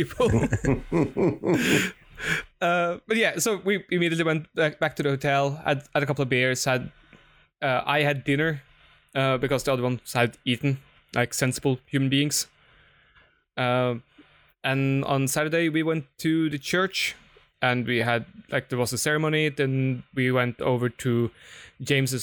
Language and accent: English; Norway; I come from Norway